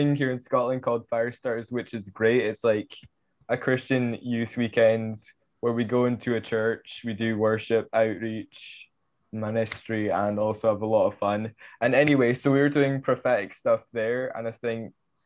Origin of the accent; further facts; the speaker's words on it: Canada; Like, I'm from Canada